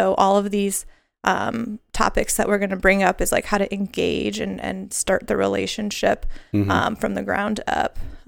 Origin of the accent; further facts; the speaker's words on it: Lombard, Illinois, United States; So I grew up in the Chicago area, a suburb called Lombard. I went to Lombard East High School, the Rams.